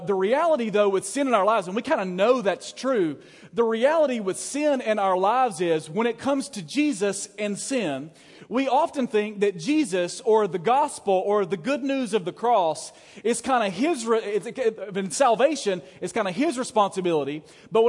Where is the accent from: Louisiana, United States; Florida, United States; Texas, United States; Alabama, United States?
Alabama, United States; I was from Alabama